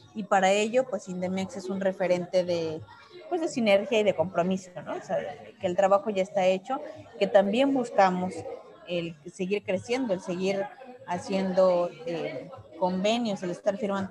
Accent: Mexico; primero como mujer, como mexicana, como ciudadana

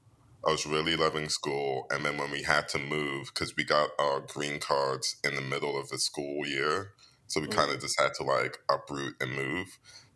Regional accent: England, United Kingdom; Yeah, and it's always funny because when I say I come from England, no one actually hears you.

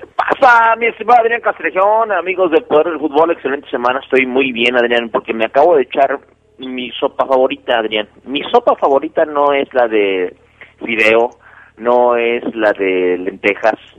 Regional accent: Mexico City, Mexico; en la Ciudad de México, de donde, de donde yo soy

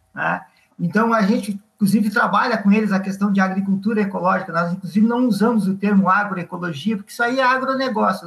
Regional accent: Viamão, Rio Grande do Sul, Brazil; now in Mostardas, Brazil; Sou natural de Viamão e estou agora em Mostardas. Há 30 e poucos anos eu moro em Mostardas.

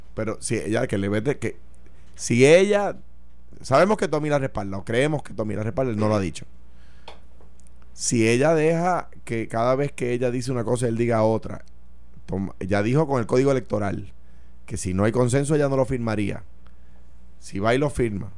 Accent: Puerto Rico

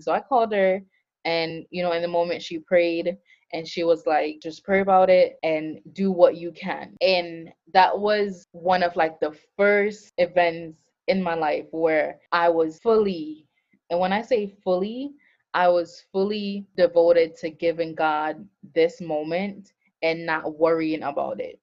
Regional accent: Montego Bay, Jamaica; also born or lived in Florida / New Jersey; now in Atlanta, United States; I am currently located in Atlanta, Georgia, um, but I'm originally from Montego Bay, Jamaica

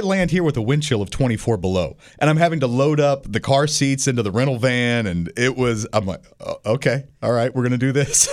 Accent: St. Louis, Missouri, United States; moved away as an adult; also born or lived in Lincoln, Nebraska / Miami; now in Kansas City, United States; I grew up in St. Louis, and then I lived in Lincoln, Nebraska, for seven years.

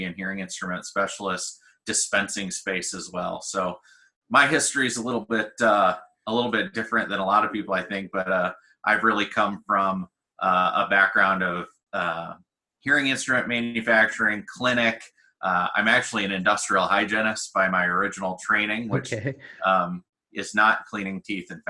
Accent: New Baden, Illinois, United States; I grew up in the country in a little town called New Baden, Illinois

